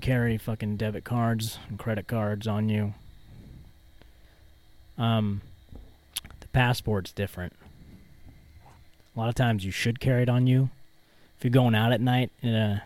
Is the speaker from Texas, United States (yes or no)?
no; Louisiana, United States; moved away; I'm from Louisiana.